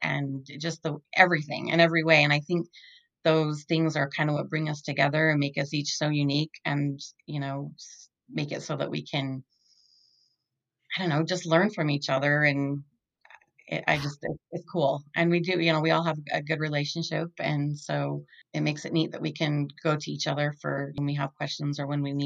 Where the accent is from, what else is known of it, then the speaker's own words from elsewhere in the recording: Holladay, Utah, United States; I grew up in Holiday, Utah. Lived there all of my life.